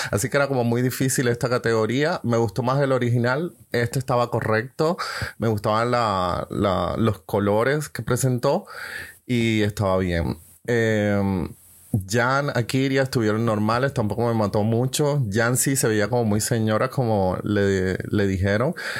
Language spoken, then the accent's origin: Spanish; Colombia; now in Germany; soy colombiano, vivo en Alemania